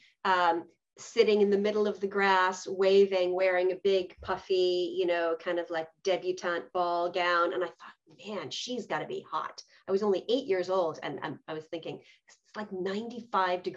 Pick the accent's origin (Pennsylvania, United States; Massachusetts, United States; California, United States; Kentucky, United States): Massachusetts, United States; moved away as an adult; also born or lived in Ireland; now in Scotland, United Kingdom; I'm from Massachusetts originally, but I've gone totally native living in the UK